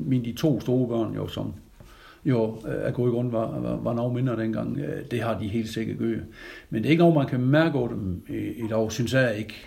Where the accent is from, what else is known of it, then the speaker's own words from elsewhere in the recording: Grønnebæk, near Jels, Southern Denmark, Denmark; accent: South Jutlandic; jeg er jo øh, er født i Grønnebæk, over Jels